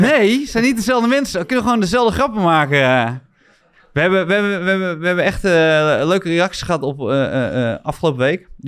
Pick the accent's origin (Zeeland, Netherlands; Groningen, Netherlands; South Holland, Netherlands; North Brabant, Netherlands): Zeeland, Netherlands; Middelburg